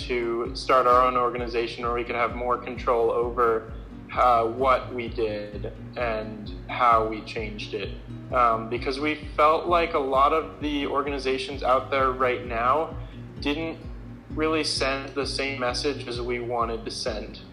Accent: Lafayette, Colorado, United States; also born or lived in Fort Collins, Colorado; I am from Lafayette, Colorado, which is just about an hour south of uh, where I go to school now

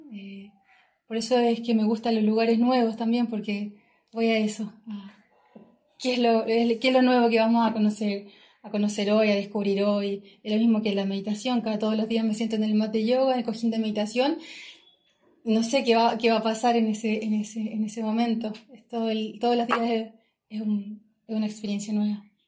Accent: Chillán, Ñuble, Chile; moved away as an adult; soy oriunda de Chillán, del sur de Chile

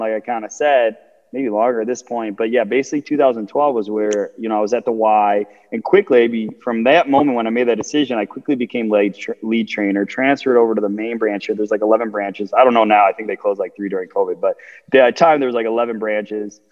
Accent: Chicago, Illinois, United States; I'm from Chicago, Illinois, the suburbs of Southside

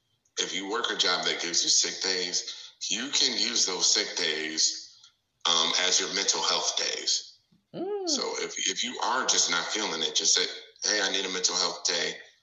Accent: Milwaukee, Wisconsin, United States; now in Houston, United States; I'm originally from Milwaukee, Wisconsin. I am from the north side of Milwaukee. If you don't know anything about Milwaukee, it's a very black city, but it's also the most segregated city in the country, has been for the last 20 years.

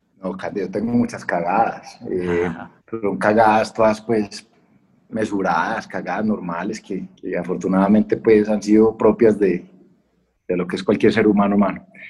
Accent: Colombia

